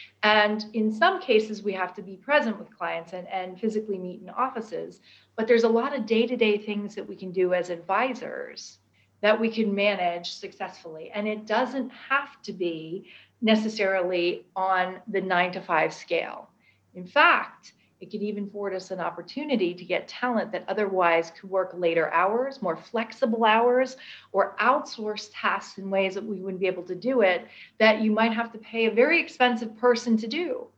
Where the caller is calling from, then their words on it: London, United Kingdom; And you're right, you would never know that I'm dialing in from London.